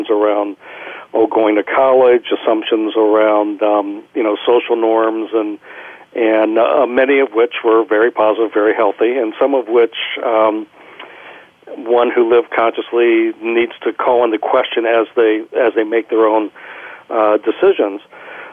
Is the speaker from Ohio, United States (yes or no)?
yes; Kettering, Ohio, United States; I grew up in Kettering, Ohio, which is a suburb of Dayton, Ohio